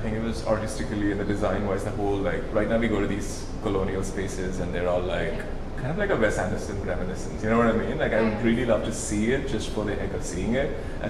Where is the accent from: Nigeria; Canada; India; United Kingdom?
India; Being heavy as an Indian male is not something that's enjoyable, even for men.